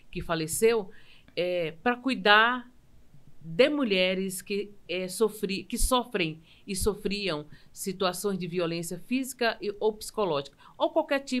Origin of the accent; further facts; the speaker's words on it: Sobral, Ceará, Brazil; Sim, sou de Jaibara, Sobral.